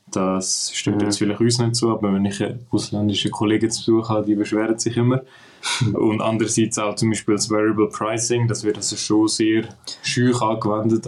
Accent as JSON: {"language": "German", "country": "Switzerland", "said": "bei uns in der Schweiz"}